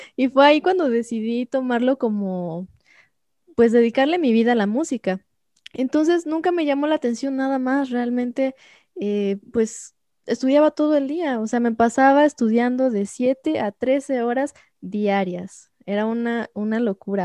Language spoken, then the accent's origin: Spanish; Xalapa, Veracruz, Mexico; Yo soy de Jalapa, entonces ahí empecé en Jalapa.